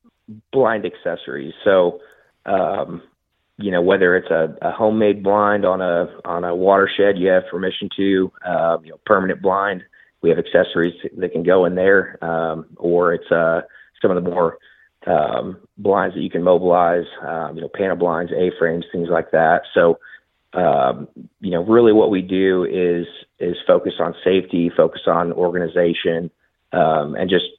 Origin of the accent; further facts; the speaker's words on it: Southeast Nebraska, United States; also born or lived in Texas; now in Oklahoma, United States; I grew up in Southeast Nebraska